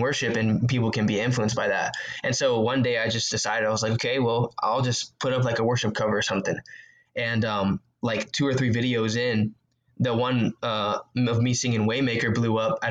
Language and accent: English; Houston, Texas, United States; I grew up in Houston, Texas, and I went to a church called